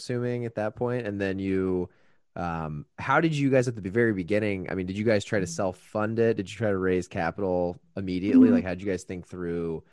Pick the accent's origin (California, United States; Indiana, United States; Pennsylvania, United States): Indiana, United States; now in Chicago, United States; I'm from Indiana